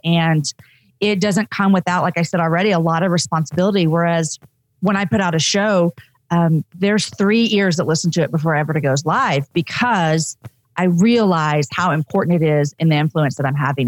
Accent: Texas, United States; also born or lived in Austin, Texas; I'm a Texan

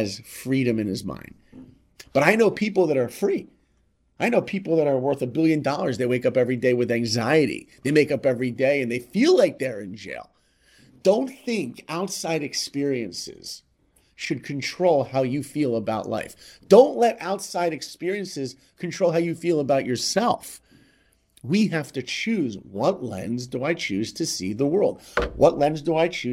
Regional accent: New York, United States; I grew up in New York

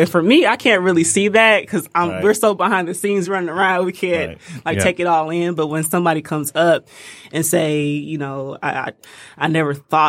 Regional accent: Detroit, Michigan, United States; Yeah, West Side.

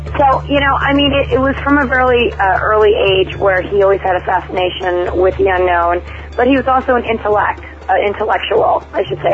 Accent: New York City, New York, United States; I grew up, going to the nightclubs and partying out in Manhattan

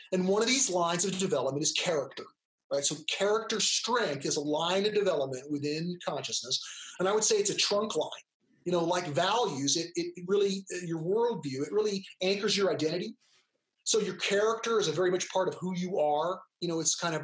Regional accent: California, United States; I'm an American, I'm a male, you know, I'm of English heritage, right? I grew up in California.

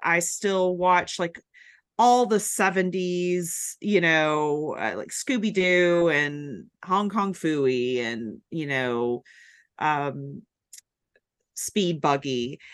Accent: Chattanooga, Tennessee, United States; now in Atlanta, United States; I'm from Chattanooga originally, my husband is too, and our parents live there

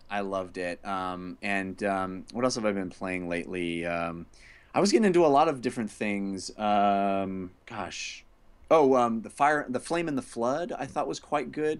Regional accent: California, United States; born and raised in California

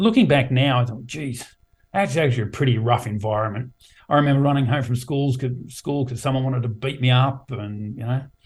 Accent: Sydney, New South Wales, Australia; also born or lived in Wangaratta, Victoria / Campbelltown; Born in Wangaratta, country Victoria, did 2 years of schooling there across 2 schools, then moved to Sydney, grew up in Moorbank, so Western Sydney, 1980s

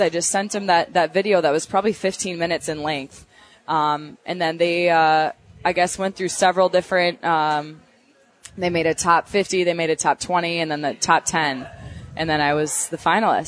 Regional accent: Minnesota, United States; accent: Minnesota; my Minnesota accent

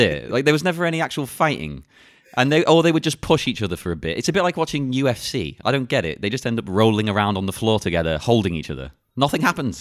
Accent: England, United Kingdom; I'm English

